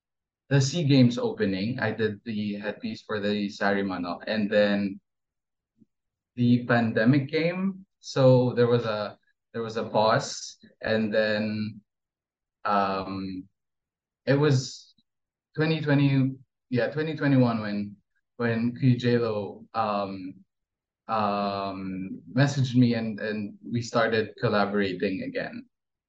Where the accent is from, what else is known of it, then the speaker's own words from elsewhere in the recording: Brunei; So I was born and raised in Brunei, and Brunei is a Muslim and very conservative country. But both of my parents are Filipino